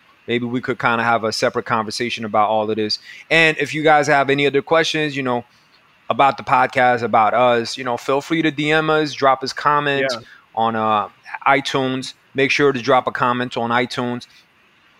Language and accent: English; New York City, New York, United States; I grew up in Jackson Heights with a lot of Colombians